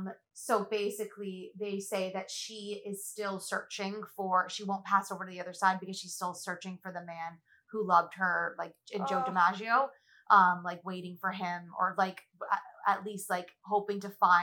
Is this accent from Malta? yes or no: yes; Malta